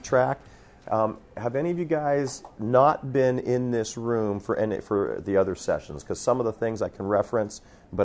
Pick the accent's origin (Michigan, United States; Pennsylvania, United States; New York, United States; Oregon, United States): Pennsylvania, United States; moved away as an adult; also born or lived in Ohio / Montana; I grew up in Pennsylvania, was youth pastor in Ohio, planted a church in Montana